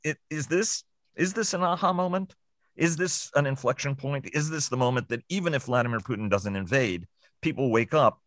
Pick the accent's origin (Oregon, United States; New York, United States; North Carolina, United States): New York, United States; New York City; growing up in New York City